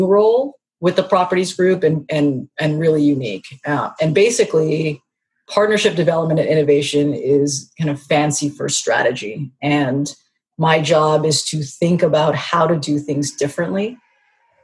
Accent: Canada; I am born and raised Canadian

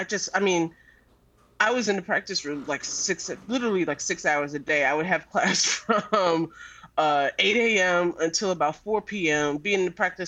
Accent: New York City, New York, United States; I'm born and raised in New York

